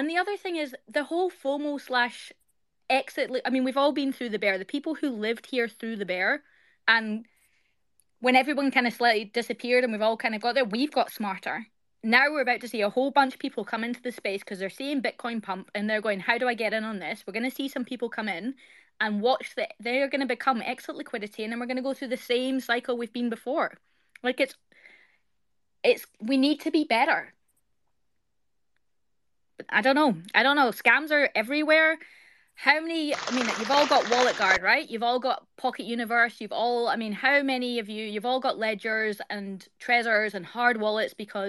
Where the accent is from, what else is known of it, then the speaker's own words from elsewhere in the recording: Scotland, United Kingdom; now in Australia; I live in Australia. I'm Scottish by birthright, but I live in Australia.